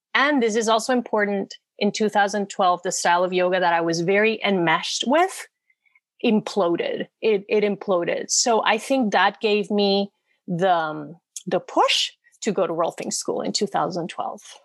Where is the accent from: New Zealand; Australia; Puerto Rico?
Puerto Rico; moved away as an adult; now in Los Angeles, United States; I come from Puerto Rico, which to me felt a little bit like a small town in many ways. So I wanted the big cities. I moved